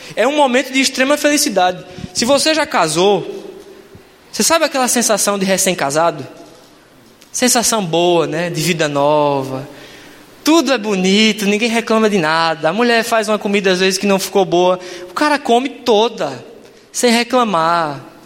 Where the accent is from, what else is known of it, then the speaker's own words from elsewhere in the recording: João Pessoa, Paraíba, Brazil; moved away as an adult; now in South of Brazil, Brazil; moro aqui no Sul já faz 12 anos e eu vou visitá-los lá na minha cidade, em João Pessoa